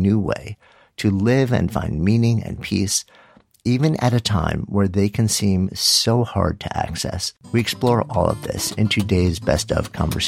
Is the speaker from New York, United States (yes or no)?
yes; New York, United States; I am from New York, raised Jewish, in a very non-practicing way